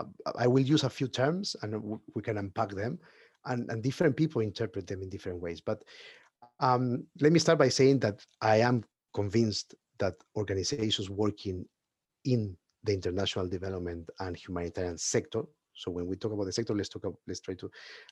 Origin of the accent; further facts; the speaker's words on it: Peru; now in United Kingdom; I am from Peru. I'm at the moment living in the UK